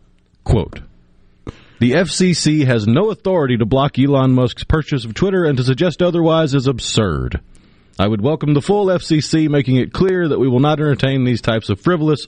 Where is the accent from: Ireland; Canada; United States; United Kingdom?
United Kingdom; Look, I'm a British philosophy major.